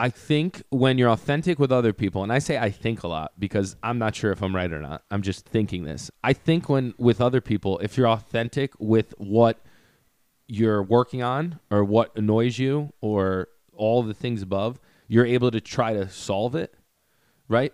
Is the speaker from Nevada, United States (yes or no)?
no; Greenwich, Connecticut, United States; also born or lived in Port Chester, New York; I say Portchester, just 'cause then I don't have to talk about Greenwich